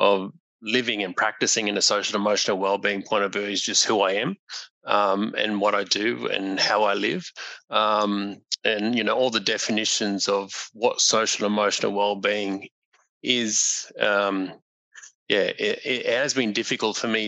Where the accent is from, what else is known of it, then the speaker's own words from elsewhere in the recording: Mackay, Queensland, Australia; now in Charleville, Australia; I'm originally from Mackay in North Queensland